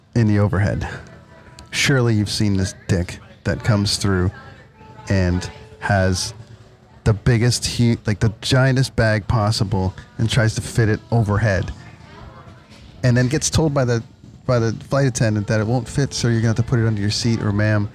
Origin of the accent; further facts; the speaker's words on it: Canada; I'm Canadian